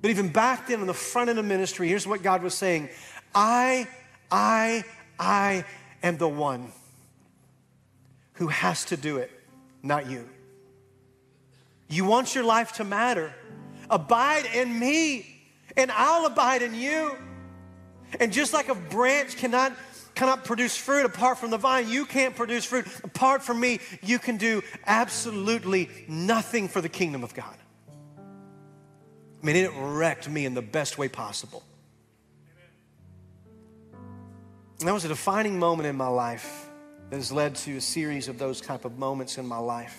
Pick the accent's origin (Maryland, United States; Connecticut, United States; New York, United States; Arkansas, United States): Arkansas, United States; Camden; moved away; I'm back home in Camden, Arkansas, my hometown